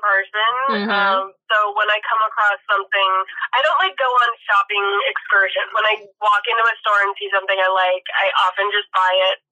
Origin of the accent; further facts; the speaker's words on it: Los Angeles, California, United States; I grew up in Los Angeles.